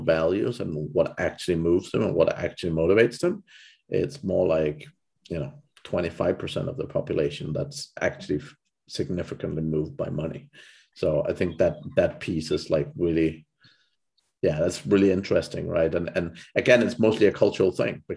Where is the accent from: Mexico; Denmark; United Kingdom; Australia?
Denmark; moved away; I'm from Denmark originally